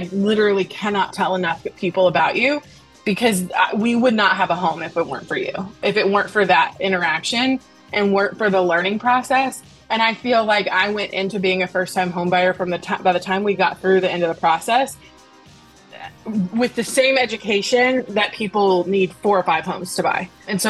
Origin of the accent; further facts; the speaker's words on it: Nashville, Tennessee, United States; I'm from Nashville, Tennessee.